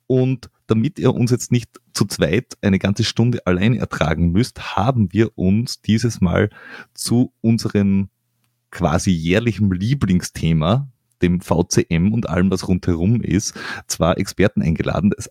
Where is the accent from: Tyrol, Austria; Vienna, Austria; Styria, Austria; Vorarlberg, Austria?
Vienna, Austria; Deswegen habe ich als Wiener gesagt.